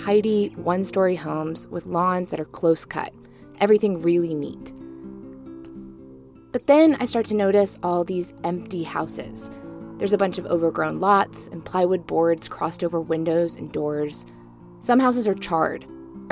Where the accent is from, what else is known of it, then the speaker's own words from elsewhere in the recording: Birmingham, Alabama, United States; I grew up in the suburbs of Birmingham